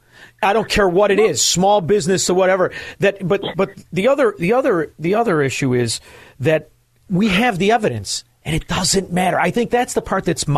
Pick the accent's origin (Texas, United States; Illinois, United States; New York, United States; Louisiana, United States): Illinois, United States; Chicago; moved away; I'm from Chicago